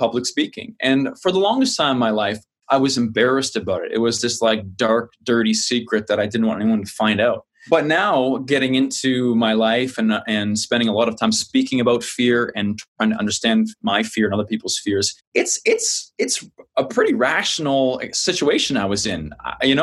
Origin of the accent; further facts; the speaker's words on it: New Maryland, New Brunswick, Canada; moved away; I grew up on the East Coast of Canada, small town, New Maryland, outside of Fredericton, New Brunswick, Canada, far on the East Coast